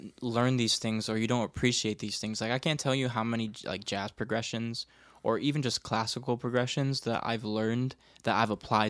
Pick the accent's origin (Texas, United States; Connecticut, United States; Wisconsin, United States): Connecticut, United States; Bridgeport; Like, when I come from Bridgeport, Connecticut, hip-hop, you know, like, R&B, like, soul, you know, any of that stuff, pop music, all that stuff was ingrained in me at a very early age, you know?